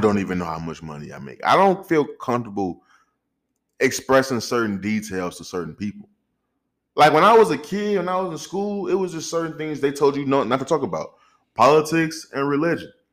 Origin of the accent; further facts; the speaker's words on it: St. Louis, Missouri, United States; I'm from Saint Louis. I'm raised in Saint Louis, Missouri